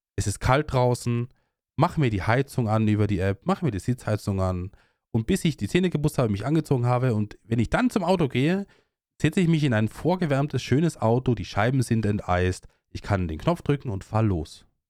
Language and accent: German; Austria; bei uns in Österreich